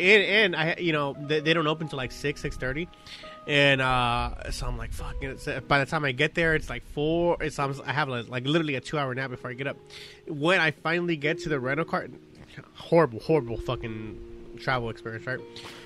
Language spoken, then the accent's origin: English; Long Beach, California, United States; we're from Long Beach, we represent all that, but we hardly ever drink or hang around here